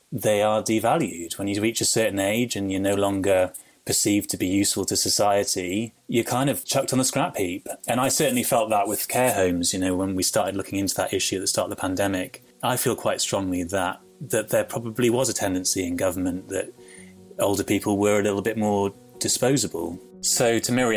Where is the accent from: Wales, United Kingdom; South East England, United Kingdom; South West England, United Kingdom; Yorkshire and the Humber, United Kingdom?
Wales, United Kingdom; We were a really close family growing up in Wales